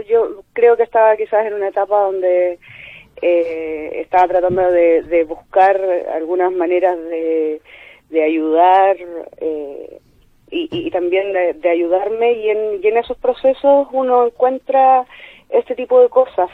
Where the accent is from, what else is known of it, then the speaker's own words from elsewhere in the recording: Concepción, Biobío, Chile; moved away as an adult; now in Chillán, Chile; Yo soy de Conce, pero estoy viviendo en Chillán por trabajo.